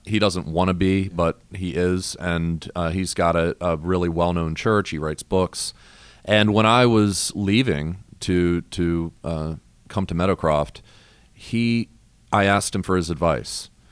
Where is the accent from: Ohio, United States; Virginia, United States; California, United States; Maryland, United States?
Maryland, United States; moved away; I'm originally from Maryland